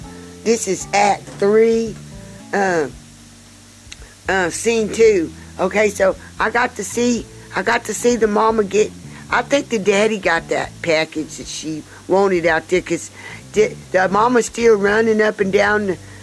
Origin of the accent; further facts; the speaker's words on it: South Carolina, United States; I'm from South Carolina.